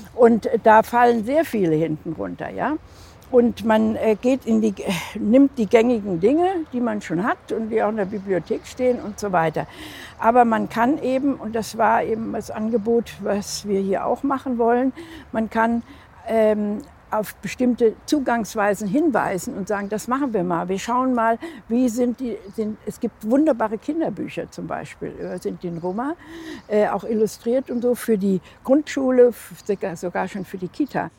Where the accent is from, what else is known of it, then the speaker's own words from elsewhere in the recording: Hesse, Germany; in Hessen, meiner Heimat, wo ich herkomme